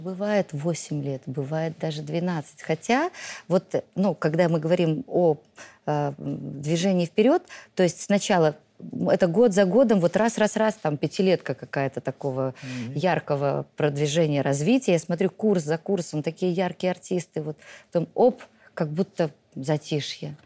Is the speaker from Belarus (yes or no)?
yes; Belarus